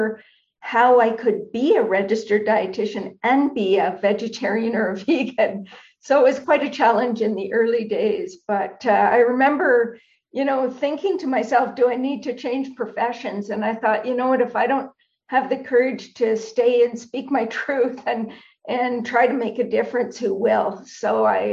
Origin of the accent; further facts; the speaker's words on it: Canada; I'm a Canadian